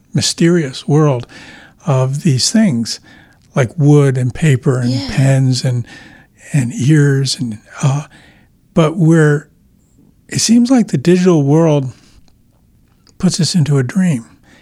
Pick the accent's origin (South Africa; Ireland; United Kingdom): Ireland; being Irish myself